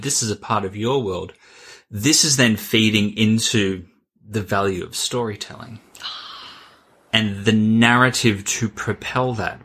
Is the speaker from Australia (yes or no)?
yes; Australia; I'm Australian